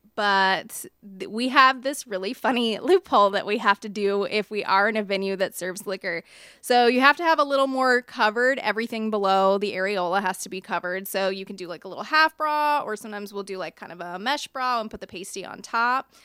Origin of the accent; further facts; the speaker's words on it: Richmond, Virginia, United States; I was born in Richmond, actually near the Lakeside area